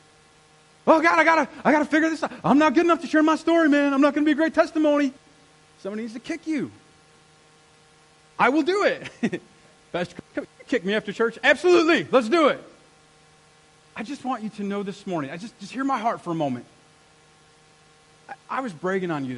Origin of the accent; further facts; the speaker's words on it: United States; I'm an American